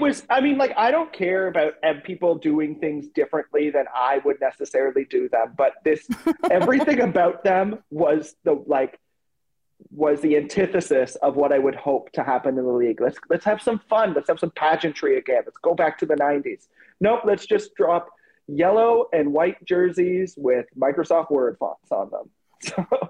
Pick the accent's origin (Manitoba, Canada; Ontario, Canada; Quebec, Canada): Ontario, Canada; Toronto; my hometown of Toronto